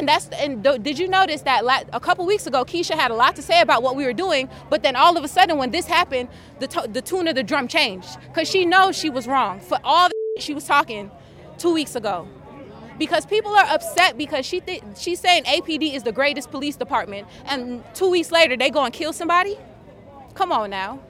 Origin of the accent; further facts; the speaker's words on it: Miami, Florida, United States; moved away as an adult; now in Atlanta, United States; I'm originally from Miami, Florida, but I just moved here 2.5 years ago